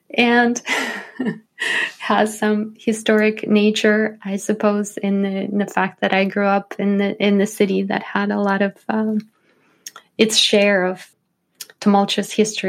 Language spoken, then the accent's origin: English; St. Petersburg, Saint Petersburg, Russia; Well, the interesting thing about growing up in Russia is I grew up in St. Petersburg, which was the city historically of the three revolutions